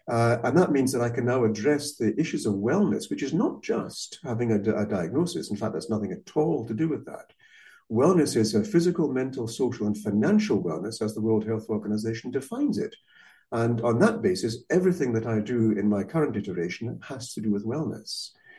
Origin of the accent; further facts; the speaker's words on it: Malaysia; first language Malay; English is a second language; also born or lived in Scotland; I was born in Malaysia, little brother and sister there as well. So I grew up already in a multinational, multiracial society, speaking, well, Bahasa Kabangsa and Malay as my first language, which I've forgotten since then.